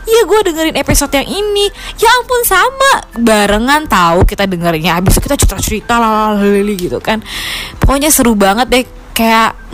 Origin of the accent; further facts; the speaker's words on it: Jakarta, Indonesia; now in Melbourne, Australia; gue dari Jakarta tapi sekarang tinggal di Melbourne.